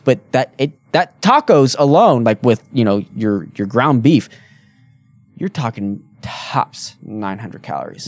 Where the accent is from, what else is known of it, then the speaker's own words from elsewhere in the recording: Utah, United States; We're like, "Utah."